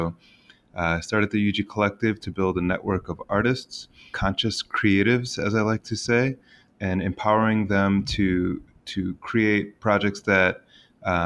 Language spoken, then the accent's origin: English; Finger Lakes, central New York, United States; also born or lived in Boston; when I moved back to my hometown from Boston, my hometown is in the Finger Lakes of the beautiful central New York